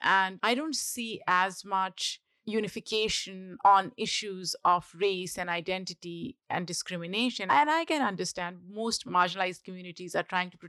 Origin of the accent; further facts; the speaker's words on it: Pakistan; because I grew up in Pakistan and food was and is such an integral part of getting together, hanging out, spending time with family.